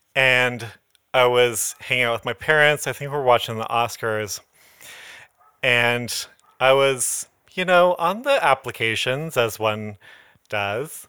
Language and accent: English; Modesto, California, United States; now in Los Angeles, United States; when I go back to Modesto